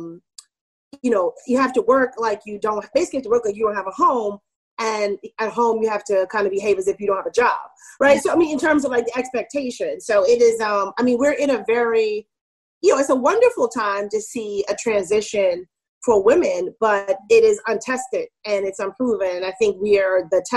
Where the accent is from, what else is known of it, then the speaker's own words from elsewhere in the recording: New York City, New York, United States; also born or lived in California / Germany / Maryland; I grew up in Queens, New York, mostly. I was, like, born in California. I lived in Germany, but most of my childhood was in New York